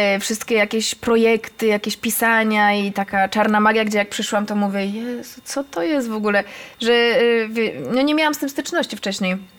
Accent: Katowice, Silesian Voivodeship, Poland; ja jestem z Koszutki

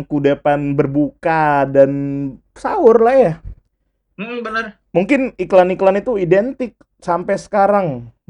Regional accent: Pontianak, West Kalimantan, Indonesia; Lu kalau gue ya sebagai orang Pontianak kadang-kadang tuh ngecat rumah

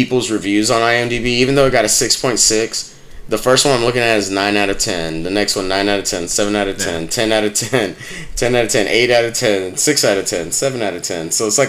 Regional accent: Puerto Rico; me being a young Puerto Rican guy

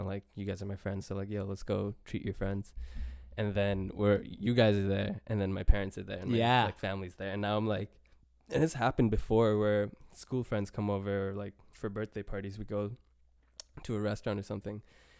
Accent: Bangladesh; I never lived in India, right? I grew up in Bangladesh.

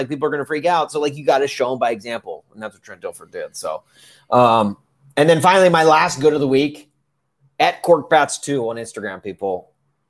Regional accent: Middle Tennessee, United States; I grew up in the Middle Tennessee area.

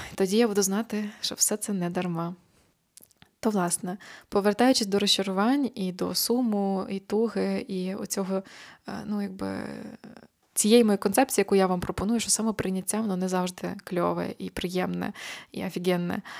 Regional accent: Ukraine; now in Poland; я українка

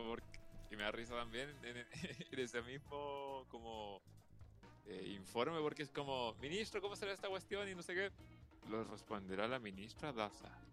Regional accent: Santiago, Santiago Metropolitan Region, Chile; como santiaguino me siento

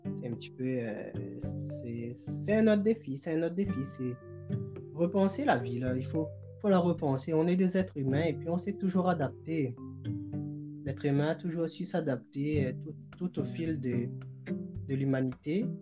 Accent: Réunion; also born or lived in Quebec, Canada; now in Trois-Rivières, Canada; je suis créole, donc je viens de l'île de la Réunion et je vis euh, au Canada.

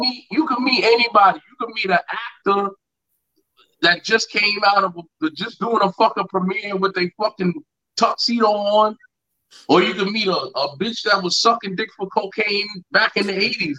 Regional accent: Yonkers, New York, United States; growing up in Yonkers

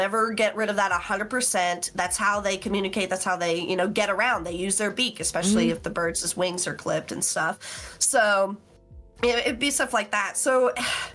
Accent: West Virginia, United States; people heard my accent, and they're like, where are you from? And I told them West Virginia

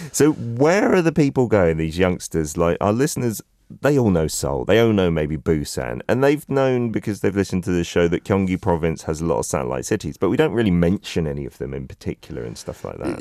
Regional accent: London, United Kingdom; moved away; also born or lived in South Korea; When I was a kid, I, I was coming from London

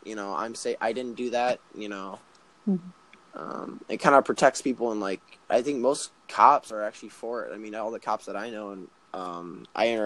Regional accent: Chicago, Illinois, United States; I'm from Chicago

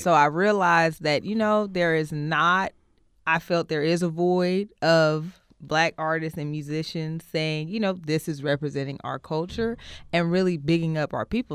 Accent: Oakland, California, United States; born and raised in Oakland, from Oakland, of Oakland

